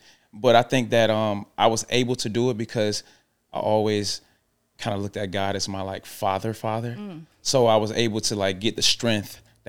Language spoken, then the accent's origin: English; Atlanta, Georgia, United States; also born or lived in Goodwater, Alabama; I was actually born in small town called Goodwater, Alabama. So I was like transitioning from Goodwater, Alabama to Atlanta, Georgia.